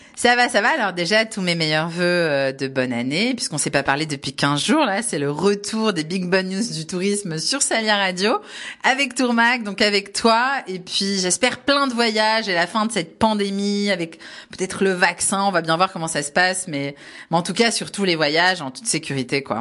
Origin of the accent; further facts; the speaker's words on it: Var, Provence-Alpes-Côte d'Azur, France; je suis varoise de la PACA